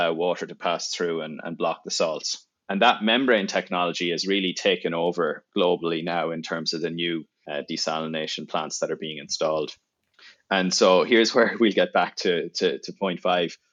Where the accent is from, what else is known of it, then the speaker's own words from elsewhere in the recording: Ireland; moved away as an adult; now in United States; I'm from Ireland. I grew up there.